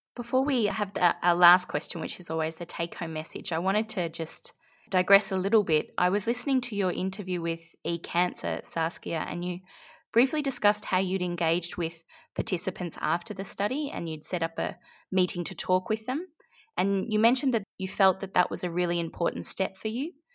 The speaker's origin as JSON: {"language": "English", "country": "Australia", "said": "I'm very Australian."}